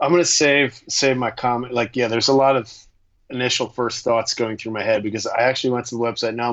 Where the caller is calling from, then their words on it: New York, United States; i i am officially some guy in new york